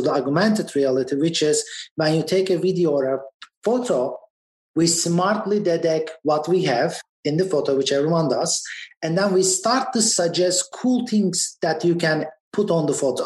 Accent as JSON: {"language": "English", "region": "Istanbul", "country": "Turkey", "tie": "born or raised there", "also_born_or_lived": "Boston, United States", "moved": "as an adult", "lives_now": "United States", "said": "I went to the best schools in my country. I was born in Boston, and we moved back to Istanbul, and I lived there for 20 years and moved back to US 10 years ago"}